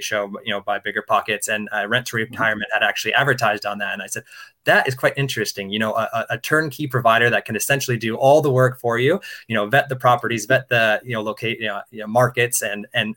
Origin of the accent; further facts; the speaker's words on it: Denver, Colorado, United States; moved away as an adult; also born or lived in London; now in Singapore; I'm a U.S. citizen, born and raised in Denver, Colorado.